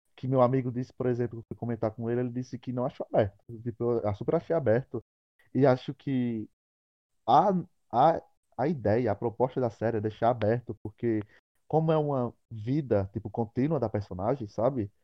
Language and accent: Portuguese; Picuí, Paraíba, Brazil; que também sou de Picuí